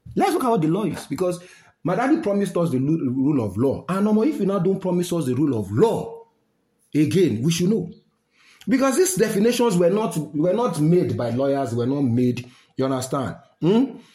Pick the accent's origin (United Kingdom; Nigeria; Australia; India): Nigeria; I know this as a Nigerian